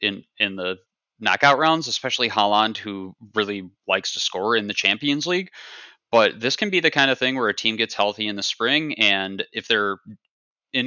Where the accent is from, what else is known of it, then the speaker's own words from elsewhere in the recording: United States; being an American